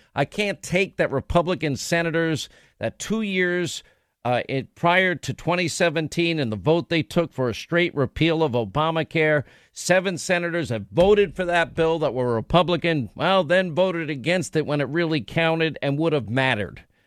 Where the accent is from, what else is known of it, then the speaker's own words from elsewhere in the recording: New York, United States; I grew up in New York